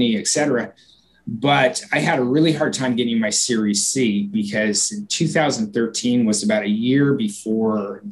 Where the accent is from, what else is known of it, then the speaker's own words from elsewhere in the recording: Portland, Oregon, United States; my hometown of Portland